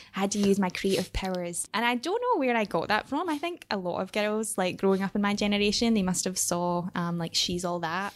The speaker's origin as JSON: {"language": "English", "town": "Airdrie", "region": "Scotland", "country": "United Kingdom", "tie": "born or raised there", "said": "I grew up in Scotland, but more specifically, I grew up in a very, um, small town called Airdrie."}